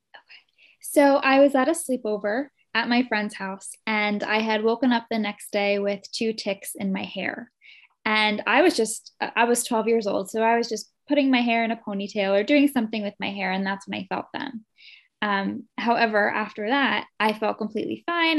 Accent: New Jersey, United States; also born or lived in Morristown, New Jersey; I was born in North Jersey, but I had moved to South Jersey when I was two years old. Um, so I've been in New Jersey my whole life. I grew up here

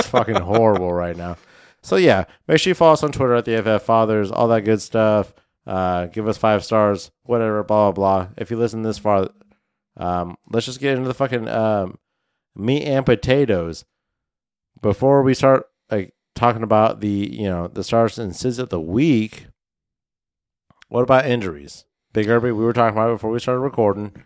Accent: Midwest, United States; now in Inland Pacific Northwest, United States; I grew up in the Midwest.

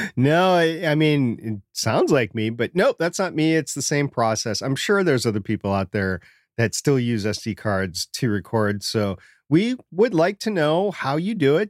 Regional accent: Minnesota, United States; moved away; I grew up in Minnesota, that happened all the time to me up in Minnesota. I don't live in Minnesota right now

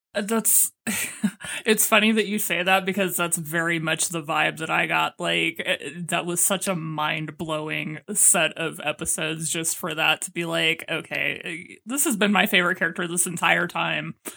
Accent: Texas, United States; I'm from Texas

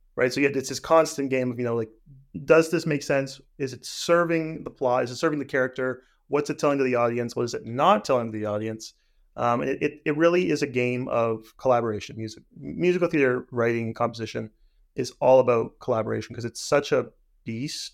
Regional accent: Hamilton, Ontario, Canada; I'm from Hamilton, so theater Aquarius was my, you know, regional theater

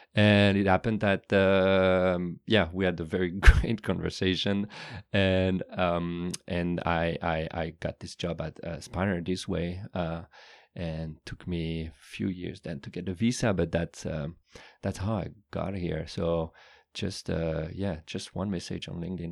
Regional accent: Paris, Île-de-France, France; moved away as an adult; now in California, United States; I was born and raised in Paris

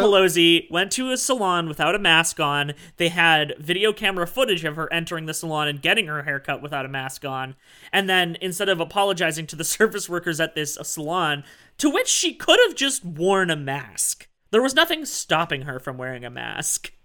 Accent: Canada; I am Canadian

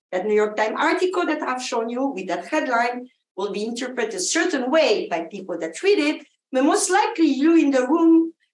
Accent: Argentina; born there; also born or lived in France; I actually grew up around the world. I was born in Argentina. French parents, I went to France to go to agronomic engineering school

